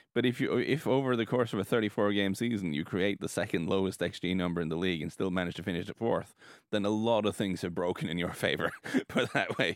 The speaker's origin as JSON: {"language": "English", "country": "Norway", "said": "we're from Norway"}